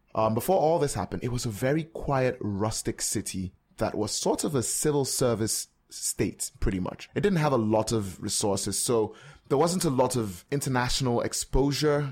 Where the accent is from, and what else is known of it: Calabar, Cross River, Nigeria; born or raised there; moved away; also born or lived in Port Harcourt, Rivers State